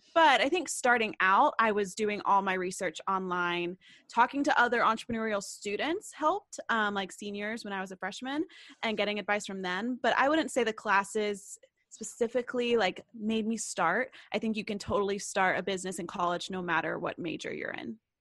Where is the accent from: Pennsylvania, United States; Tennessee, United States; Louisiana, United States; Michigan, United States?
Tennessee, United States; Knoxville; moved away as an adult; now in Nashville, United States; I go to school in Nashville, Tennessee, and I'm from Knoxville, Tennessee.